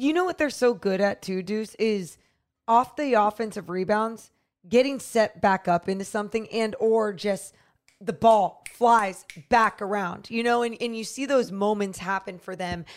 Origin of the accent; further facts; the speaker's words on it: Sacramento, California, United States; born and raised in Sacramento